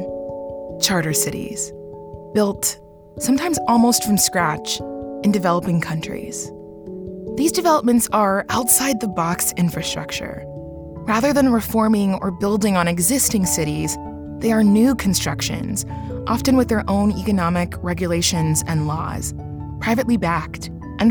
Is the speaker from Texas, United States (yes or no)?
yes; Dallas, Texas, United States; also born or lived in Nigeria; That's where I was born. My family moved to the United States when I was just 2 months old. But growing up in Texas, I often wondered, what if instead of being raised in Dallas